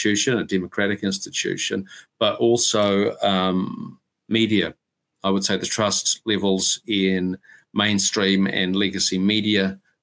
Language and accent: English; Whanganui, Manawatū-Whanganui, New Zealand; I grew up in Whanganui